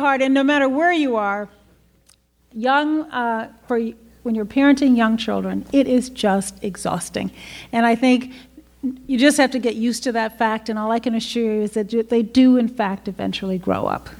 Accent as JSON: {"language": "English", "town": "Chicago", "region": "Illinois", "country": "United States", "said": "I'm from Chicago"}